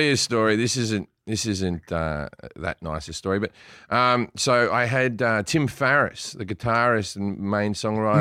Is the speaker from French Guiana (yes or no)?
no; Sydney, New South Wales, Australia; moved away; I grew up in Sydney, one of the, one of the, uh, gayest cities on earth